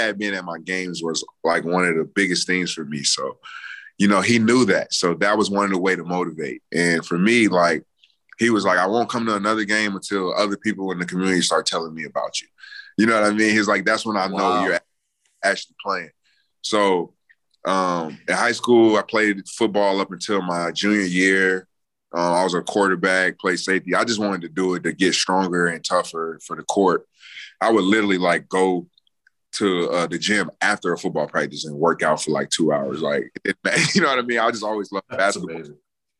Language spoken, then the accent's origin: English; North Chicago, Illinois, United States; We moved over to the U.S. in 99. My dad was stationed outside of Chicago at the Great Lakes Base. So I grew up in North Chicago.